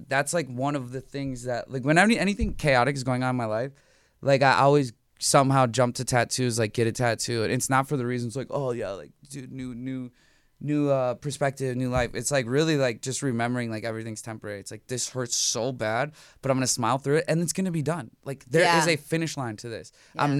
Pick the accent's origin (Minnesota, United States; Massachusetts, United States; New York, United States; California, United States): Minnesota, United States; Like I'm from Minnesota.